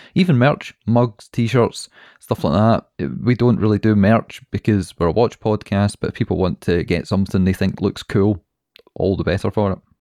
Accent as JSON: {"language": "English", "region": "Scotland", "country": "United Kingdom", "said": "We're Scottish"}